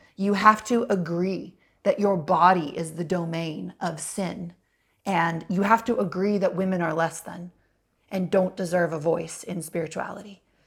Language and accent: English; United States; as a little girl and little white girl growing up in America